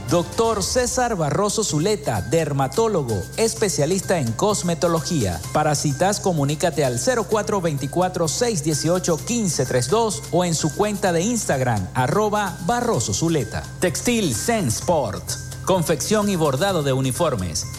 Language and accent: Spanish; Zulia, Venezuela; nuestra entidad zuliana